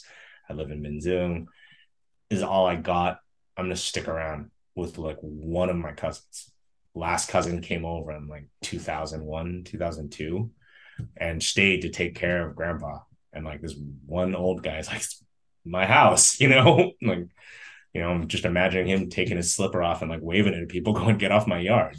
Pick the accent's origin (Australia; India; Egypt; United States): United States; also born or lived in Vietnam; I was born here